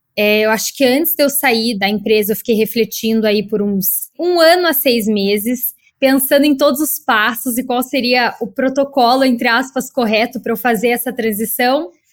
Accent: Curitiba, Paraná, Brazil; moved away as an adult; now in São Paulo, Brazil; eu sou de Curitiba

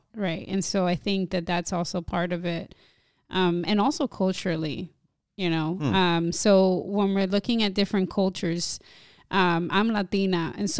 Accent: New Jersey, United States; growing up in this generation where I am a Dominican American born and raised in Jersey

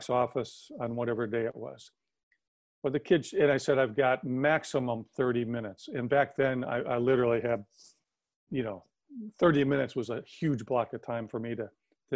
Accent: Wisconsin, United States; moved away; growing up in Wisconsin.

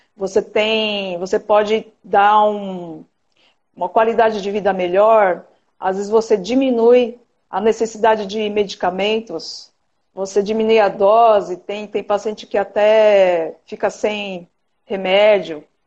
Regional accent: São Paulo, Brazil; moved away as an adult; now in Cuiabá, Brazil; eu estou morando agora, agora em Cuiabá, Mato Grosso, mas eu sou de São Paulo

